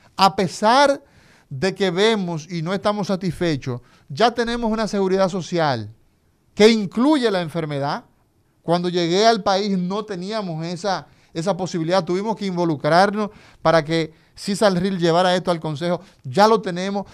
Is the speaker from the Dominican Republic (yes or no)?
yes; Dominican Republic